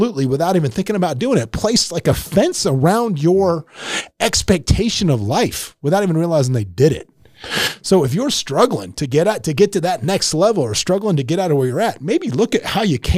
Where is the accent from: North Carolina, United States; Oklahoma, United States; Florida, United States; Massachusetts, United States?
Florida, United States; Tampa; moved away; I was from Tampa where we just wore board shorts all the time